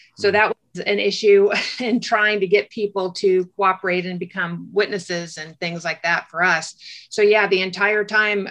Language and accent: English; Orange County, California, United States; I grew up in Orange County, California